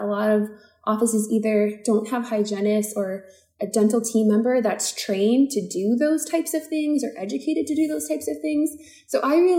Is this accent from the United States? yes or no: yes; Maryland, United States; also born or lived in Newton, Massachusetts; I am a Maryland native. I grew up in Maryland